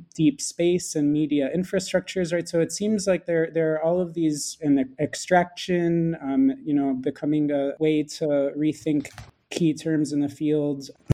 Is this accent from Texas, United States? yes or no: no; Philadelphia, Pennsylvania, United States; moved away; also born or lived in Santa Barbara; I'm American. I um, studied film and media studies as an undergraduate at Swarthmore College and grew up in Philadelphia